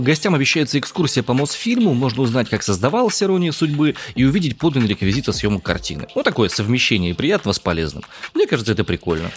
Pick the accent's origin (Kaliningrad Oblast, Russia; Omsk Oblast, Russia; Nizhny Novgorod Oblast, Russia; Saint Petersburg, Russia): Omsk Oblast, Russia; Omsk; я родом из Омска